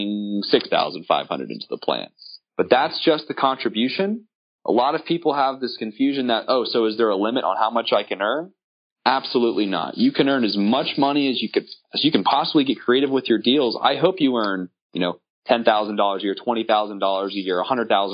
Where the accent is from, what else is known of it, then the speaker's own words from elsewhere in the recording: Apopka, Florida, United States; I'm from Central Florida, born and raised in Apopka